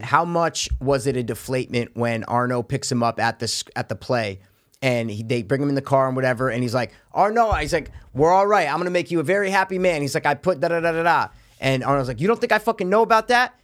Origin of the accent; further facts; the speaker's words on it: New York area, United States; we're from the New York area